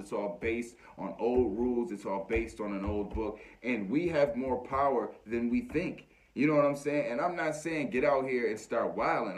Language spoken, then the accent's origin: English; United States; as American people